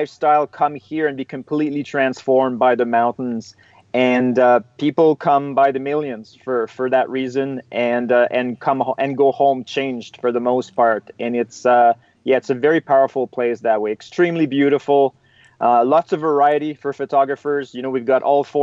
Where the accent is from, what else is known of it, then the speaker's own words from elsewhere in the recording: Eastern Canada, Canada; now in Canadian Rockies, Canada; I'm originally from Eastern Canada. And I've been based out of the West now in the Canadian Rockies for over 10 years.